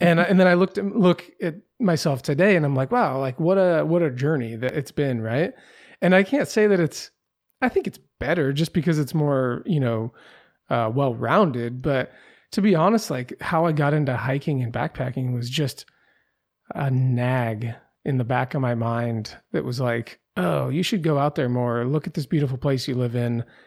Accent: Pacific Northwest, United States; I grew up in the Pacific Northwest.

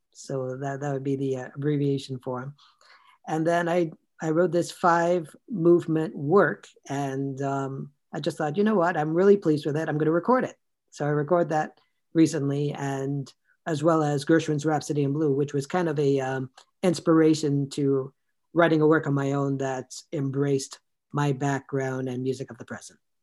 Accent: Toronto, Ontario, Canada; born and raised in Toronto

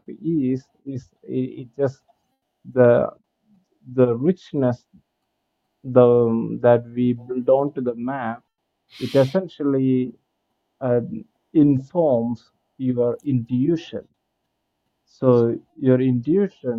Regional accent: India; I'm coming from India and from the cultural setup that we have

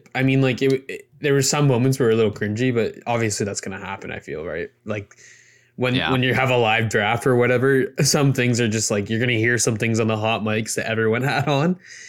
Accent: Canada; hey, we're Canadian players.

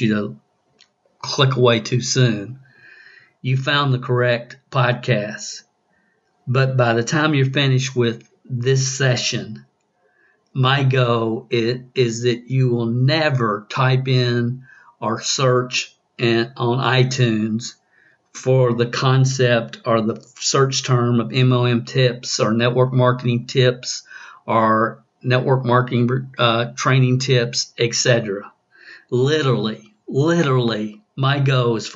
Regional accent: the South, United States; accent: southern; my southern accent

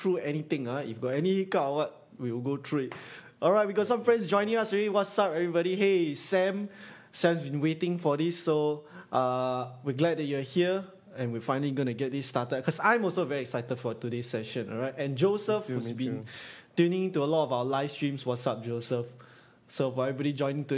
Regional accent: Singapore; east side my whole life. Pasir Ris, and then now Punggol

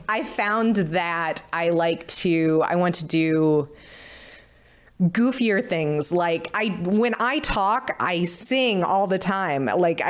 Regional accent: St. Louis, Missouri, United States; in just by being out of this, out of St. Louis, kind of out of my

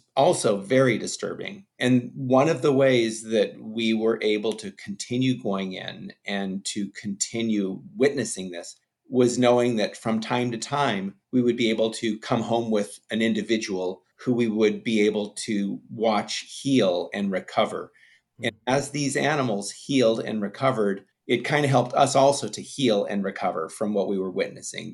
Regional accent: Los Angeles, California, United States; I grew up in the Hollywood Hills in California

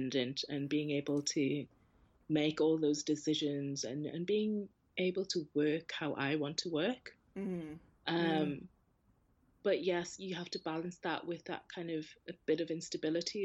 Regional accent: North East England, United Kingdom; during my childhood here, I didn't really feel a strong connection.

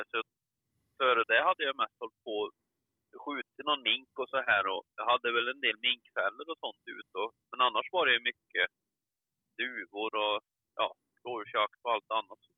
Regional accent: Värmland, Sweden; moved away as an adult; also born or lived in northern Dalarna; now in Dalarna, Sweden; född värmlänning, uppflyttad till norra Dalarna ungefär när jag var strax runt 20 år. Har bott där i lite över 30 år nu

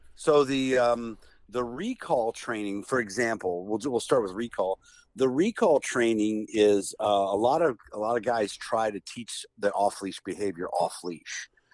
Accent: Canton, Ohio, United States; I'm from Canton, Ohio.

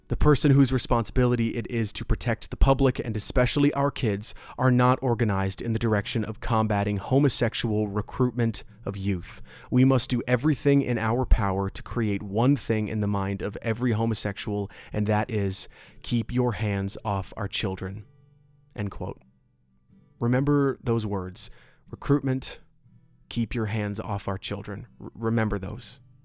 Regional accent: Orlando, Florida, United States; my hometown of Orlando

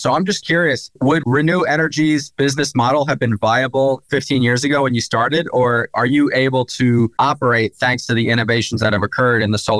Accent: New Jersey, United States; moved away as an adult; now in Philadelphia, United States; Yeah, I'm from South Jersey, though. And now I live in Philly.

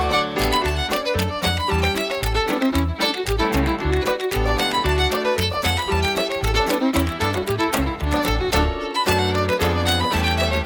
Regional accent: St. Paul, Alberta, Canada; I come from St. Paul, Alberta, Canada

